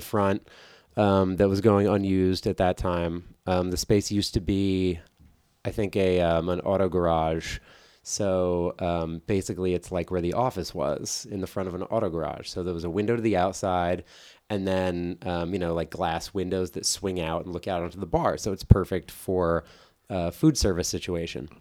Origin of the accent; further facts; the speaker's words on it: New Jersey, United States; growing up in New Jersey